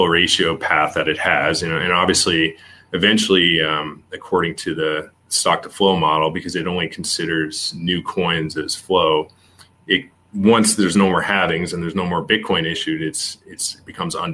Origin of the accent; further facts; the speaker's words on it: Canada; I'm Canadian